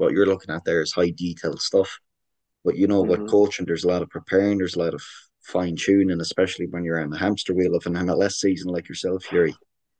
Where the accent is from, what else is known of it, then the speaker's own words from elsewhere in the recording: Ireland; accent: Irish; now in Canada; I'm getting an awful lot of crap from my Irish accent in Canada as well the last month